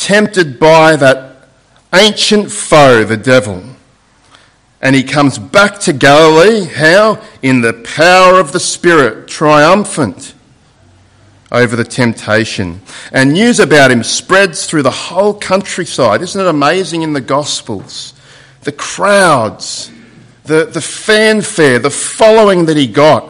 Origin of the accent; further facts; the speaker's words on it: Sydney, New South Wales, Australia; because that's my hometown in Sydney. And I haven't been there for a while, and my old house that I grew up in had changed a little bit